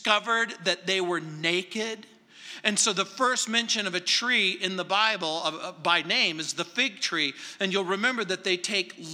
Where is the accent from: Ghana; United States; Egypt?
United States; Southern California; born or raised there; now in Littleton, Colorado, United States